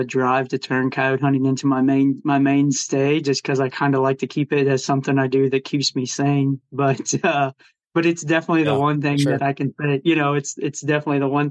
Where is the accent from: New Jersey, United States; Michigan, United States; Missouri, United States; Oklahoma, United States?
Missouri, United States; I grew up in the Midwest. I've lived here my whole life and in Missouri.